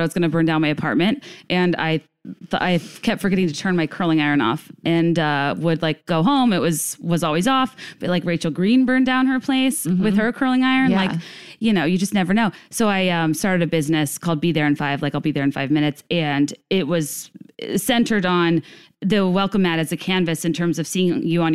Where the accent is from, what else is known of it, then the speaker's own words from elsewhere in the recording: Virginia, United States; also born or lived in New York; now in Chicago, United States; I'm originally from Virginia. I live in Chicago now via New York.